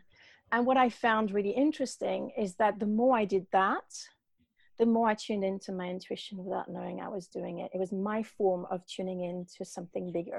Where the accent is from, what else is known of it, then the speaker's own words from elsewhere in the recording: Paris, Île-de-France, France; also born or lived in north of Bristol, England; now in Bristol area, United Kingdom; I was raised a Catholic in Paris